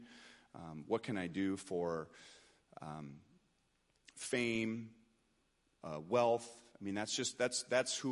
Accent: Los Angeles, California, United States; I grew up in Los Angeles

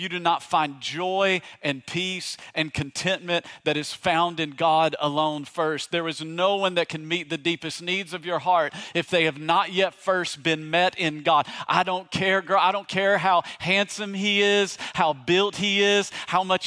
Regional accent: East Tennessee, United States; moved away; also born or lived in Virginia; I grew up in East Tennessee

